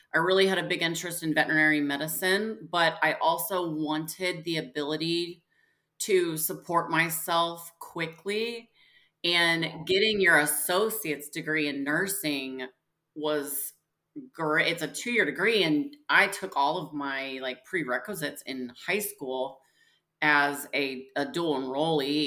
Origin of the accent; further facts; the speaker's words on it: Springfield, Missouri, United States; also born or lived in St. Louis, Missouri; now in Kansas City, United States; I grew up in actually Springfield, Missouri